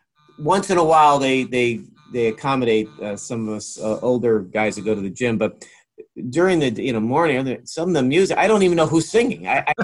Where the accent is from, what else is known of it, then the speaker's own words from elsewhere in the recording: Greenwich, Connecticut, United States; here in my hometown of Greenwich